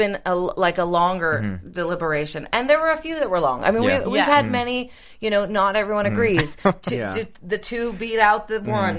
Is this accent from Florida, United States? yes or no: no; Pittsburgh, Pennsylvania, United States; I'm from Pittsburgh.